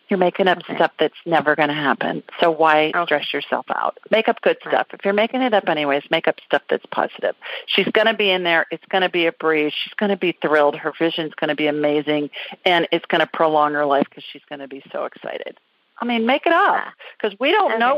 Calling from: San Diego, California, United States; I'm calling from San Diego.

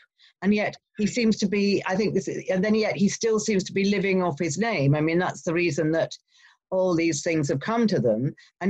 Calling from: Henley-on-Thames, South East England, United Kingdom; I'm calling you from near Henley-on-Thames, which is quite near Windsor Castle, and it's in the middle of the countryside. It's really beautiful.

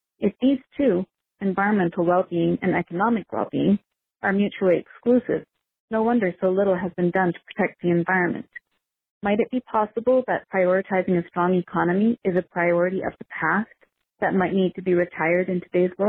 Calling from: Canada; I'm calling from Canada.

